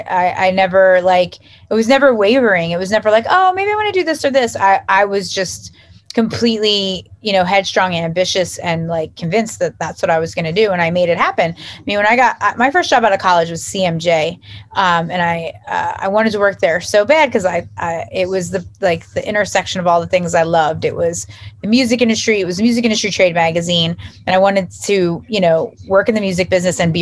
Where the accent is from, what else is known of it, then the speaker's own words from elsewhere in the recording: United States; also born or lived in South Jersey / North Jersey; now in New Jersey, United States; I grew up right outside of Philly